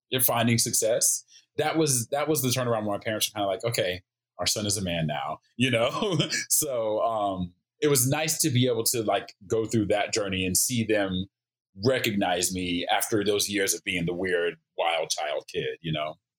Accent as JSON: {"language": "English", "region": "Oklahoma", "country": "United States", "tie": "born or raised there", "also_born_or_lived": "Japan", "moved": "as an adult", "lives_now": "Los Angeles, United States", "said": "I grew up in Oklahoma"}